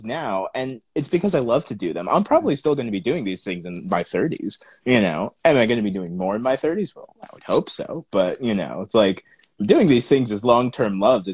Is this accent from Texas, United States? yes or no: no; California, United States; also born or lived in Sacramento; I'm originally from a super small town in California